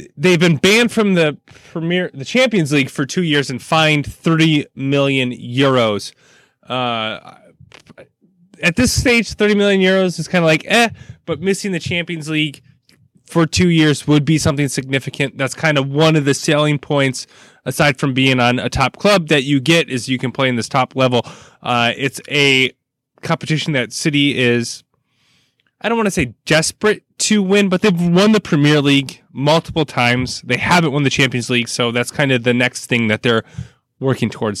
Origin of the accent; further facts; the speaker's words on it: United States; as an American